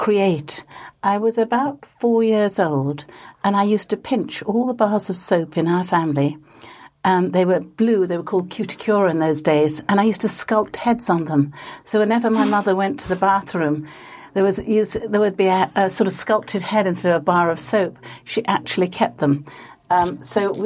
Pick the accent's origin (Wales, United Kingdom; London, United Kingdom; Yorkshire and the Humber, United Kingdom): Yorkshire and the Humber, United Kingdom; Leeds; I was brought up in Leeds